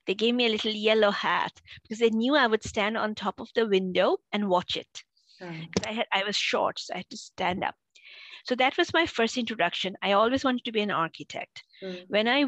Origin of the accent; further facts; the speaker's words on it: Boston, Massachusetts, United States; I grew up in Boston.